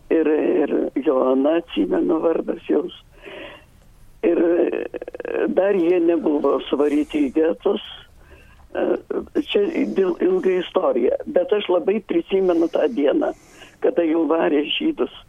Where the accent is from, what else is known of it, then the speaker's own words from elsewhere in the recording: Lithuania; moved away; Aš esu iš Pautenas ir mano gimnačiai ten gyvena.